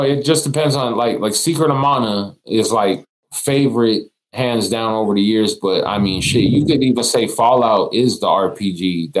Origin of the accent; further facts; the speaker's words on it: Los Angeles, California, United States; now in Las Vegas, United States; I'm from Los Angeles, but like, I live in Vegas.